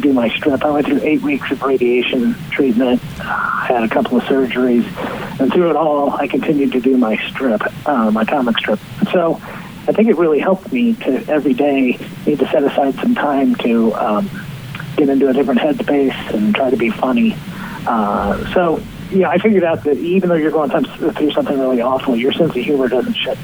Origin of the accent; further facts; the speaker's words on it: Bloomington, Indiana, United States; now in Zionsville, United States; I'm from Bloomington, Indiana.